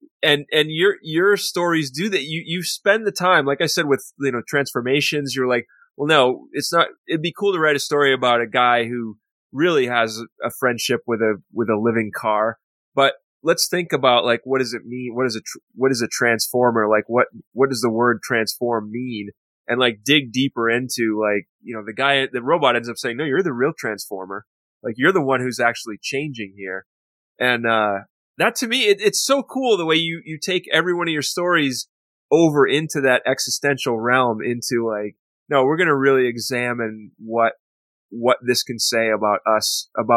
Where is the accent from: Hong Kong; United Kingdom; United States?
United States; Waterville, Maine; that's my hometown